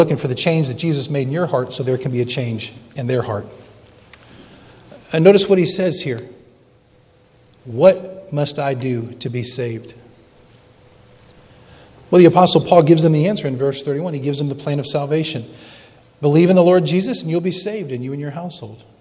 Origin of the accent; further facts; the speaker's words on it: Bethlehem, Pennsylvania, United States; moved away; I grew up in Bethlehem, Pennsylvania. Yes, I'm a Yankee